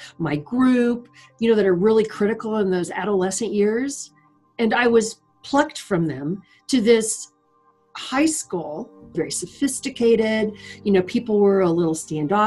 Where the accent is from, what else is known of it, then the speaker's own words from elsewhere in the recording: California, United States; moved away as an adult; also born or lived in Los Angeles; now in Reno, United States; I was born here in Reno, but I was not raised here. We lived in California